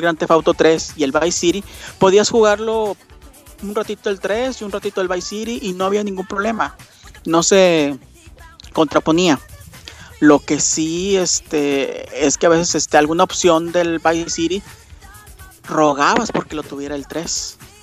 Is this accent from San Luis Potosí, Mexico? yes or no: no; Monterrey, Nuevo León, Mexico; yo soy de Monterrey